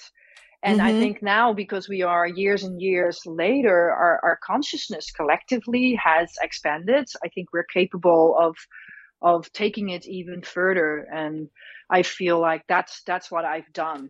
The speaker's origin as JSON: {"language": "English", "country": "Netherlands", "tie": "born or raised there", "moved": "yes", "lives_now": "United States", "said": "I was born and raised in the Netherlands, or Holland as most people know it."}